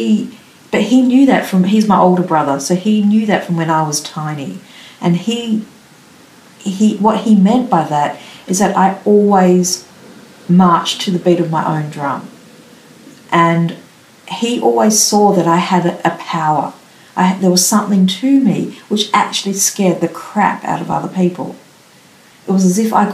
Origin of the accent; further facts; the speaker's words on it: Melbourne, Victoria, Australia; also born or lived in Canberra; growing up in Melbourne